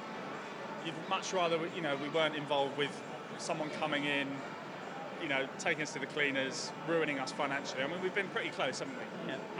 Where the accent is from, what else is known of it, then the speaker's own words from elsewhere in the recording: Finchley, London, United Kingdom; I grew up in Finchley